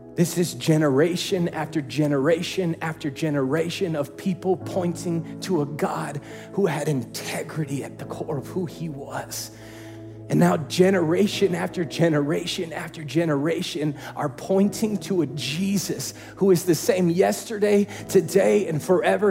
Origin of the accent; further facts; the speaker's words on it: Indiana, United States; I grew up in Indiana, and so I know hot and humid